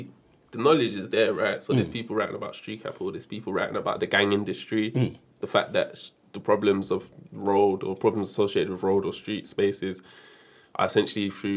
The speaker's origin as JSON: {"language": "English", "region": "London", "country": "United Kingdom", "tie": "born or raised there", "said": "I grew up in Brixton in South London."}